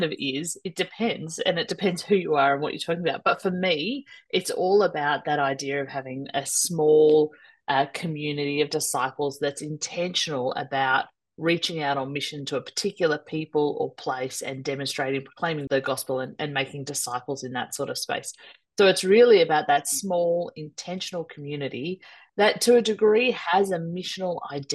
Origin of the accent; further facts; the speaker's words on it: Melbourne, Victoria, Australia; I'm from Melbourne in Australia